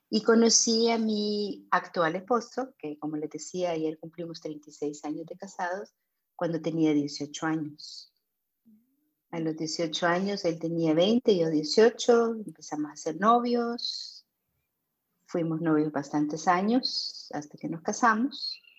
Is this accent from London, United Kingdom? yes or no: yes; London, United Kingdom; born there; also born or lived in Germany / Vienna, Austria / Rio de Janeiro, Brazil; yo nací en Londres, en el barrio de Chelsea, así que soy una Chelsea girl.